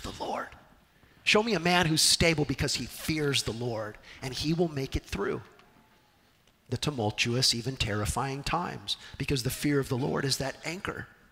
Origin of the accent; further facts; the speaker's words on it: Southern California, United States; Growing up in Southern California